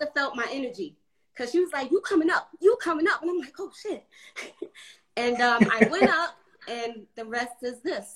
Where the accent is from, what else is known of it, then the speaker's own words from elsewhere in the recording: New York City, New York, United States; moved away as an adult; also born or lived in North Carolina; now in Atlanta, United States; growing up in New York